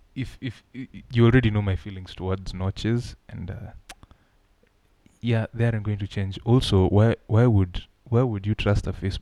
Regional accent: Kenya; I am Kenyan.

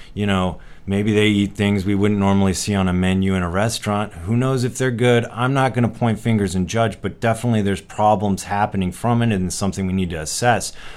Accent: United States; as an American

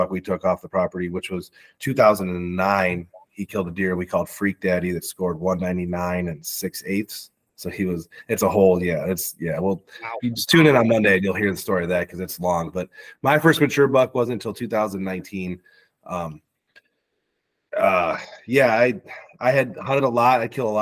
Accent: Ohio, United States; born or raised there

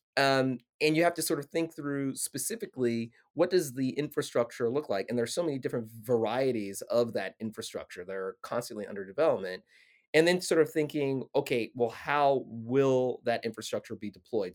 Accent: Arkansas, United States; now in Washington, D.C., United States; I'm a kid from Arkansas who lives, you know, in Washington, D C.

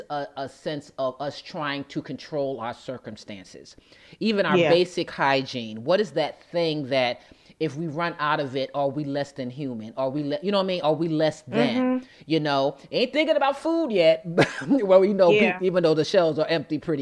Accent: United States; as Americans

